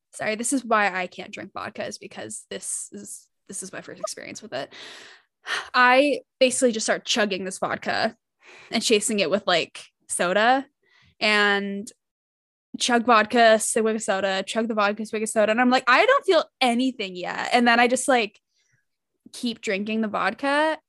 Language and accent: English; Utah, United States; I grew up in Utah